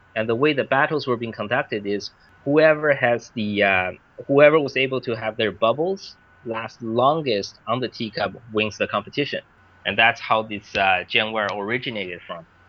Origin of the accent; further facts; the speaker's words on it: Vancouver, British Columbia, Canada; moved away as an adult; also born or lived in Beijing, China; now in China; I grew up in Vancouver, actually, Vancouver, Canada.